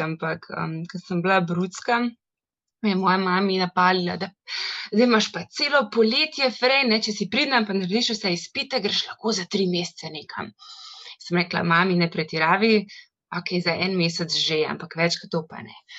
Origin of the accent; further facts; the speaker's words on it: Ljubljana, Slovenia; Jaz sem drugač iz Ljubljana, za Slovenijo, veliko mesto